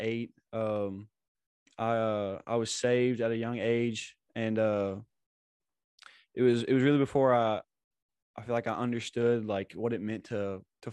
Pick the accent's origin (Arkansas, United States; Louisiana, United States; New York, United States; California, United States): Arkansas, United States; Batesville; moved away; I'm from Batesville, Arkansas